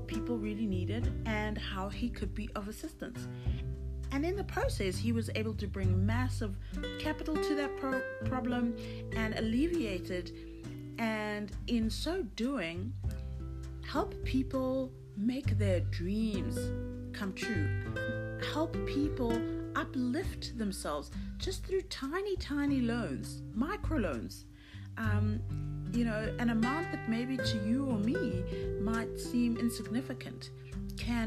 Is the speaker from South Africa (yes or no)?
yes; South Africa; as a South African